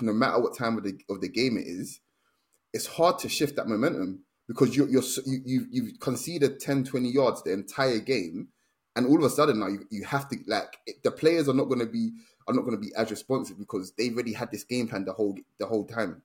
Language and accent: English; Nigeria; being Nigerian